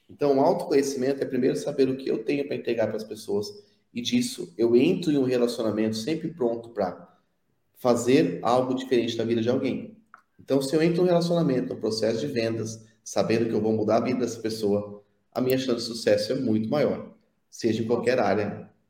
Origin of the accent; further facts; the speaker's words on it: São Paulo, Brazil; now in interior of São Paulo, Brazil; Na verdade, eu sou, eu sou da capital de São Paulo, só